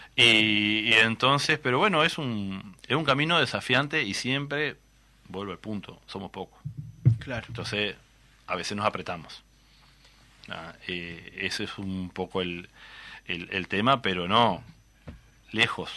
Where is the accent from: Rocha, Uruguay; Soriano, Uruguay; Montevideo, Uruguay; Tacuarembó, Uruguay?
Tacuarembó, Uruguay; somos de Tahuarembó, se habrán, notado que las R las guardamos por algún lado ahí